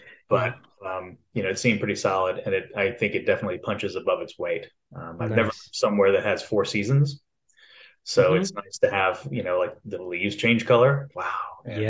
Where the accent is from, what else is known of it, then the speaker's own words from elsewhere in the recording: Lake Charles, Louisiana, United States; also born or lived in Austin, Texas; now in Knoxville, United States; I grew up in Southwest Louisiana, Lake Charles, Louisiana.